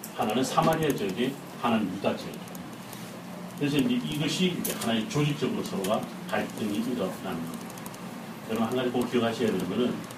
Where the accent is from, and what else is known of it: South Korea